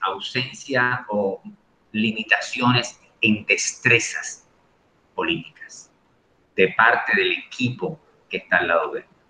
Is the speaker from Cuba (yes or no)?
no; Dominican Republic; nosotros como dominicanos